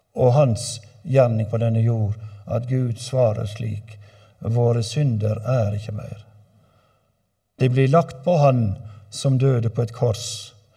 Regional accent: Øygarden, Vestland, Norway; hjemme i Øygarden, der jeg kommer ifra

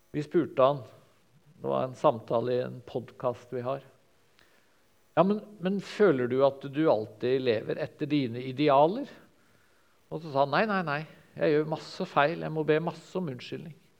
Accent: Sørlandet, Southern Norway, Norway; som sørlending

